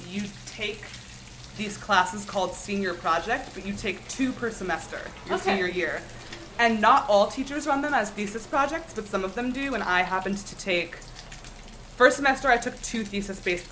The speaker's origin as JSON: {"language": "English", "area": "outside of Philly", "region": "New Jersey", "country": "United States", "said": "I'm from South Jersey, outside of Philly"}